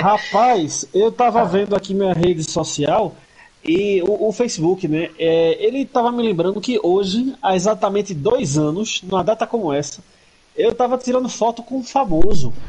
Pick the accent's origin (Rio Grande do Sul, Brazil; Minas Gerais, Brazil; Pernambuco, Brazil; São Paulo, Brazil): Pernambuco, Brazil; Recife